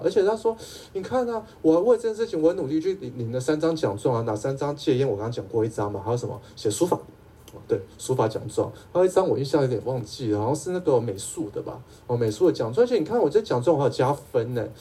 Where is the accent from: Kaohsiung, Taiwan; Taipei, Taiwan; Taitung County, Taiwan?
Taipei, Taiwan; 我是台北人哈